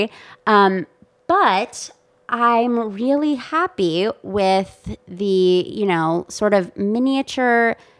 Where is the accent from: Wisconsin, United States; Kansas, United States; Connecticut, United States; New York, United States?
Wisconsin, United States; I'm from Wisconsin